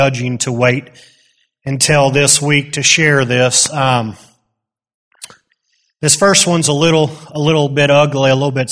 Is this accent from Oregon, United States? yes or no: no; Wisconsin, United States; moved away; I grew up in Wisconsin